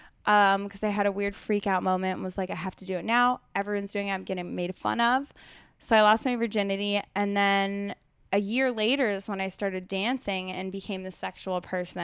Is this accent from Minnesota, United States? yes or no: no; West Chester, Pennsylvania, United States; I actually I grew up around outside of Philadelphia, Westchester, Pennsylvania, super Republican